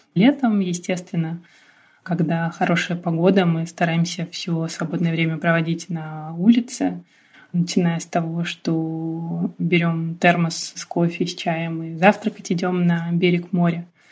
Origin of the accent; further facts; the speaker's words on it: Rostov Oblast, Russia; moved away as an adult; now in Chukotka, Russia; я выросла в Ростовской области